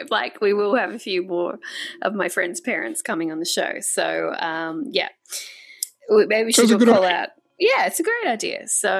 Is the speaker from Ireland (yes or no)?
no; Australia; I am Australian. I was born in Australia.